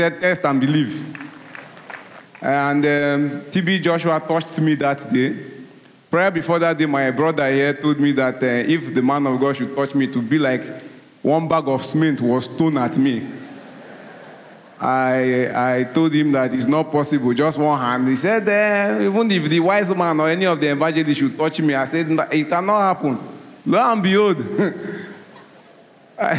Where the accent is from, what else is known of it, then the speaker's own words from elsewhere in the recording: Rivers State, Nigeria; I'm from Nigeria, Rivers State